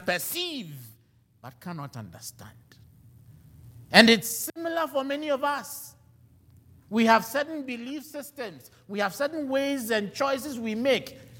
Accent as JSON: {"language": "English", "country": "Ghana", "moved": "yes", "lives_now": "United States", "said": "I am a Ghanaian"}